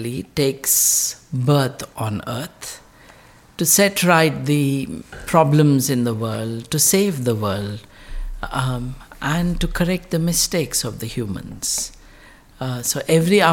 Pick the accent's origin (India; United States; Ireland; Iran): India; Hyderabad, Telangana; first language Telugu; English is a second language; I'm in Hyderabad, south central India. The region speaks three languages. The most important language is Telugu, which is my mother tongue. Telugu also is the bridge between the North Indian and South Indian cultures as well. So that's where I come from